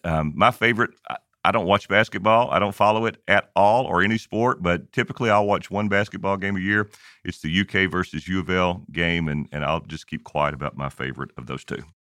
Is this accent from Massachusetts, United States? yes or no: no; Kentucky, United States; I grew up in Kentucky